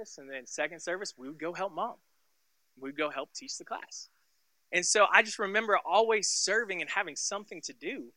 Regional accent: Tulsa, Oklahoma, United States; I grew up and I was born and raised in Tulsa, Oklahoma. And so we lived in a small little suburb called Sand Springs. And I lived there until I was 17 years old.

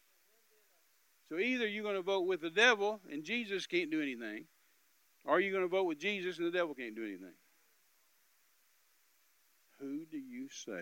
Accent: United States; as an American

